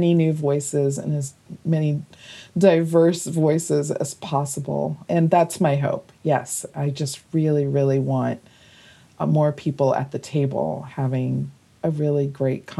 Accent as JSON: {"language": "English", "region": "North Carolina", "country": "United States", "also_born_or_lived": "New York", "moved": "yes", "said": "North Carolina"}